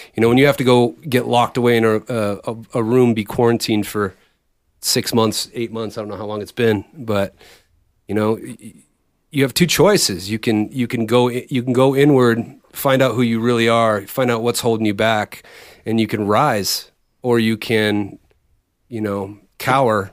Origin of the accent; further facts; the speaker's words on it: Bay Area, California, United States; originally we grew up in the Bay Area